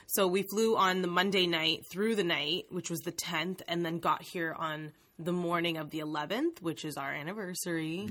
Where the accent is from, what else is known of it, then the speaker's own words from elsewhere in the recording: Canada; our Canadian education system